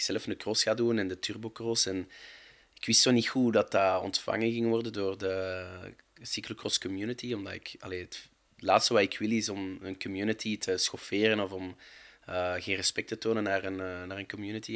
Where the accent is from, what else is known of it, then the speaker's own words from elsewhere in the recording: Overijse, Flanders, Belgium; ik ben van Overijse